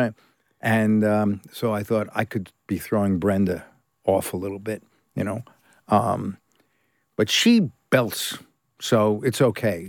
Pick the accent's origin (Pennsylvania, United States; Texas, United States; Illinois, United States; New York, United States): New York, United States; New York City; moved away as an adult; also born or lived in California / England; I was born in New York, Brooklyn, and I trained in New York at the academy